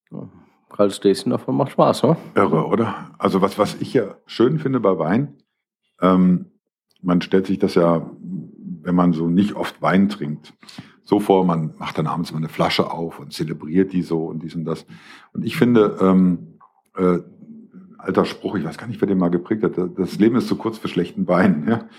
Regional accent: Essen, North Rhine-Westphalia, Germany; Ich als Essener bin ja ein bisschen neidisch, weil früher waren, hatten wir ja die Nase vorne mit äh, Zwei-Sterne-Lokalen und so weiter und so fort.

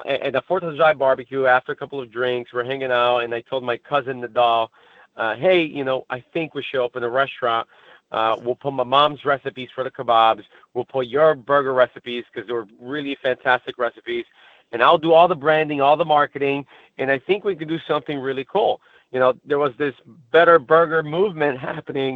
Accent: Brazil; now in United States; I was born and raised in Brazil. And I moved to the States somewhere around 2000

